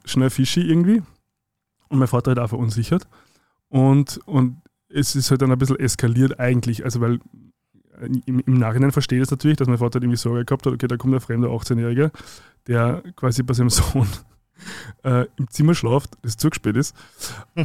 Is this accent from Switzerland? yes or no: no; Zwettl, Lower Austria, Austria; now in Vienna, Austria; nach Zwettlein rodeln, wo ich herkomme